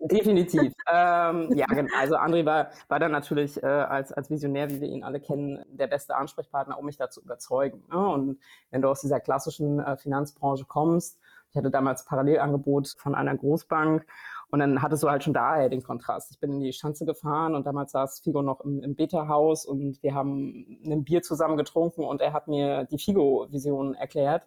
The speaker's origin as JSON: {"language": "German", "area": "near Braunschweig", "region": "Lower Saxony", "country": "Germany", "tie": "born or raised there", "also_born_or_lived": "Harz, East Germany", "said": "ich habe dann meine prägenden Jahre in der Nähe von Braunschweig äh, so verbracht, so meiner die prägenden Jugendjahre"}